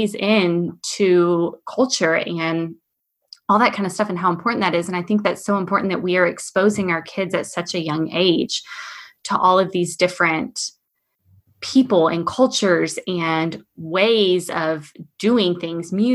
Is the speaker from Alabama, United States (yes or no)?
no; Austin, Texas, United States; I'm like from the Austin area